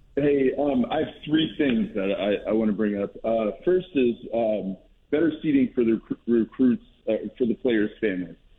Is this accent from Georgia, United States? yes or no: no; Gainesville, Florida, United States; born and raised in the Gainesville area